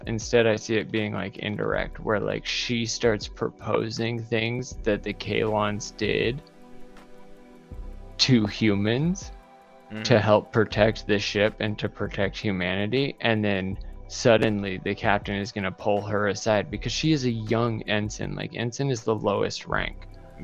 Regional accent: Idaho, United States; I grew up in Idaho

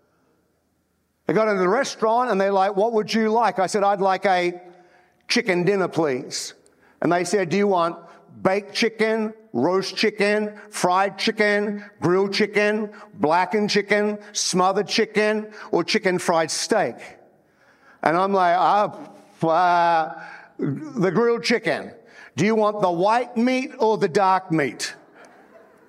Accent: Australia; moved away as an adult; also born or lived in New Zealand; now in United States; I'm an Australian, but I went to New Zealand to plant a church.

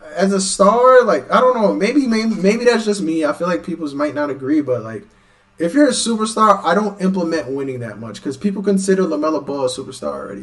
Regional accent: New York, United States; I'm from New York

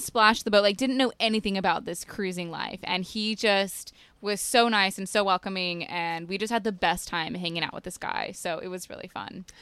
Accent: Utah, United States; moved away; I'm from Utah

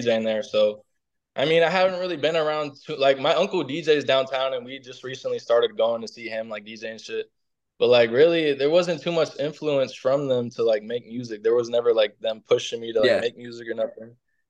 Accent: Orlando, Florida, United States; I'm from Orlando, Florida, man. Born and raised.

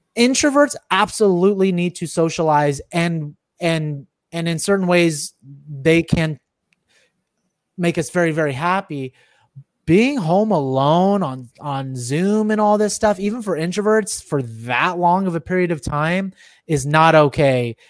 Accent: Silicon Valley, California, United States; I'm from Silicon Valley

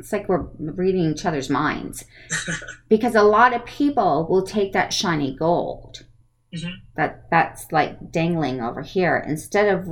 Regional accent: California, United States; I am from California.

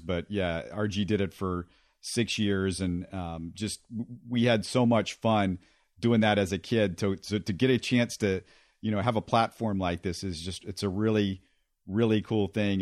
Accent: Houston, Texas, United States; also born or lived in Little Rock / Memphis; I grew up in Sharpstown, which is now Chinatown, but that's the area I, I grew up in for eighteen years before I went off to college

